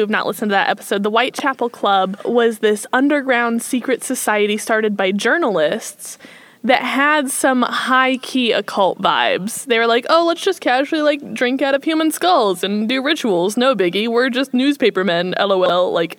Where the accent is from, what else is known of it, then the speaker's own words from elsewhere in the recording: Midwest, United States; I'm from the Midwest